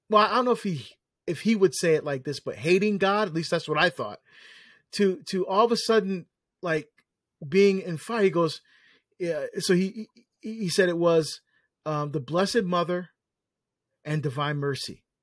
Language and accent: English; New Jersey, United States; I, I, I uh, was asked to speak in my home state of New Jersey